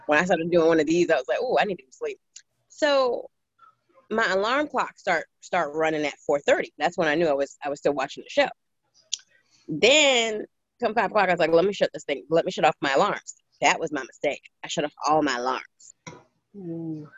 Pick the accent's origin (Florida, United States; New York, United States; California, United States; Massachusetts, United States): New York, United States; New York City; now in Maryland, United States; I grew up in Brooklyn, New York.